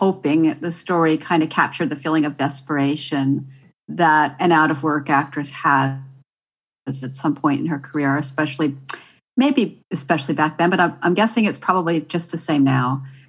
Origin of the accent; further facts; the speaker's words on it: Santa Barbara, California, United States; moved away; how it felt to live in Southern California, which I spent most of my early years in. I grew up in Santa Barbara.